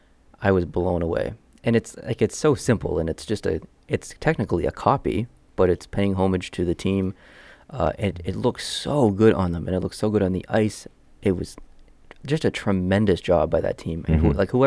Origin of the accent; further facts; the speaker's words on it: Canada; even as a Canadian